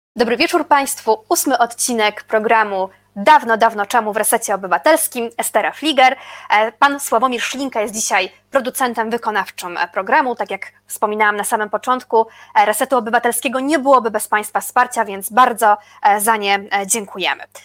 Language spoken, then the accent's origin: Polish; Łódź, Łódź Voivodeship, Poland; ja jestem z Łodzi